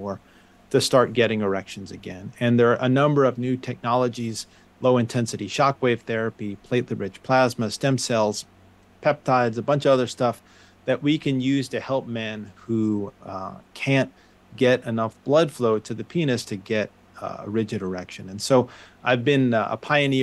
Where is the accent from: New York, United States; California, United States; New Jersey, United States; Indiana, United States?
New York, United States; suburbs of; moved away as an adult; I grew up in New York, the suburbs of New York.